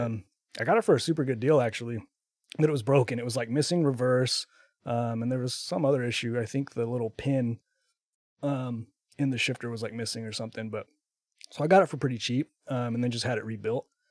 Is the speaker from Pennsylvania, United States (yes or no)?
no; Texas, United States; now in Utah, United States; I'm from Texas originally, uh, but I now live in Utah. I've been, uh, living in Utah for I think, like, twelve years